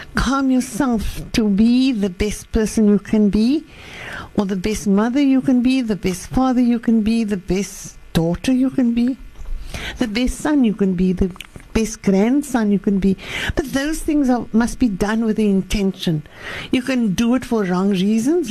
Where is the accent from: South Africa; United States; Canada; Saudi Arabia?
South Africa; Western Cape; I grew up in the Cape